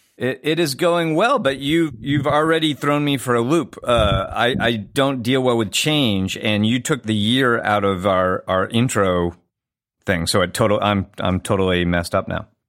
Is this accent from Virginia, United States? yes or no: no; Southern California, United States; I grew up in Southern California